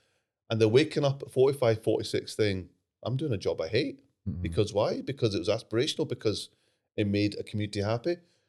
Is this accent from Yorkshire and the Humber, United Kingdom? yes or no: no; Glasgow, Scotland, United Kingdom; And for me, it was growing up in the Sikh community, and it's quite small in Glasgow, and you did feel that you're under the microscope.